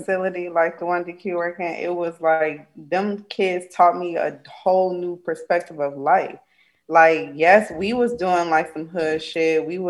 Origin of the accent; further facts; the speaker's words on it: Midwest, United States; now in Georgia, United States; everything about being down here has been a culture shock because I come from the Midwest, Chicago, Michigan. That's it.